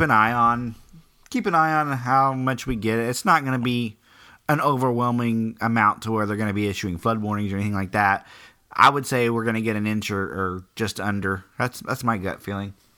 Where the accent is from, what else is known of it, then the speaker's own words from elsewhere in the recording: Oklahoma, United States; moved away; she's from Oklahoma and I'm from Oklahoma